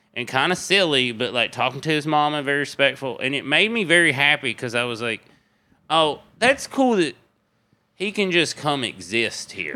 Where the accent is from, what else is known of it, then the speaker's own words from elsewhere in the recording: Crossville, Tennessee, United States; East Tennessee, Crossville, Tennessee